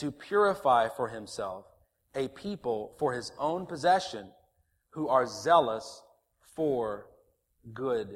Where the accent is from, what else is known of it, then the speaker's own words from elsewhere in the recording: the South, United States; moved away; I grew up in the South